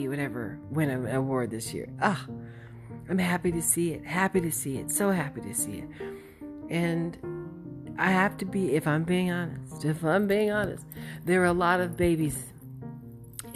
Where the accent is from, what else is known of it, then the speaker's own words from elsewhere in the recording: Oxnard, California, United States; also born or lived in Inglewood, California; I grew up in between Oxnard and Inglewood.